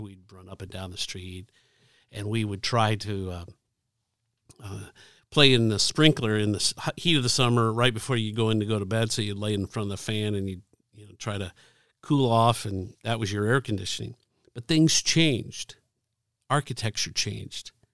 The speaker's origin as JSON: {"language": "English", "town": "Dayton", "region": "Ohio", "country": "United States", "tie": "born or raised there", "moved": "yes", "lives_now": "Indianapolis, United States", "said": "I grew up in Dayton, Ohio"}